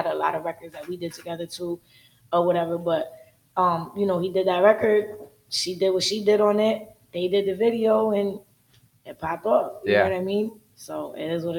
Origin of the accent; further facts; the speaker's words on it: Connecticut, United States; I'm from Connecticut